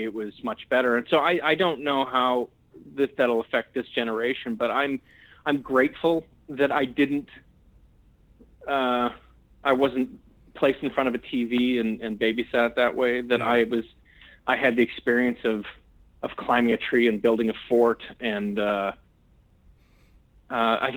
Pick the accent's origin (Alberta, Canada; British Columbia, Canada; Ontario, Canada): Alberta, Canada; Edmonton; I'm originally from Edmonton, Alberta, in Canada